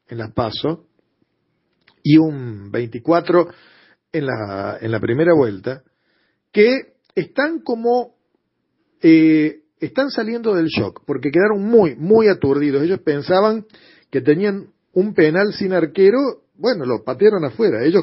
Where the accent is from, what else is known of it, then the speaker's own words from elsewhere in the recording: Argentina; ¿vos en qué país vivís? ¿En Japón? Vos sos argentino también.